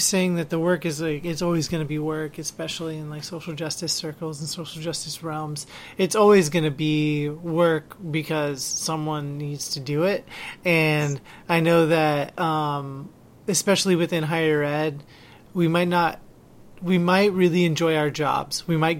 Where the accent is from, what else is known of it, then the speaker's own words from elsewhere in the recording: Philippines; Like I, being Filipino, you're probably aware of what Duterte does